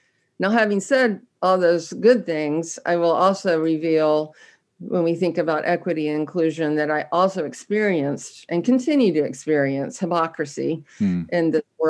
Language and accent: English; Raleigh, North Carolina, United States; I'm a Southerner, that I grew up in the South during, the civil rights era. And I got to directly experience what I consider one of the more effective social engineering experiments as one of the first students to be bused in Raleigh